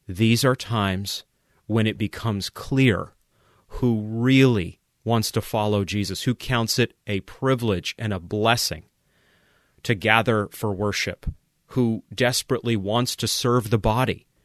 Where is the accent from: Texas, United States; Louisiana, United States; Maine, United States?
Maine, United States; moved away; I vacationed a few times in Quebec growing up in Maine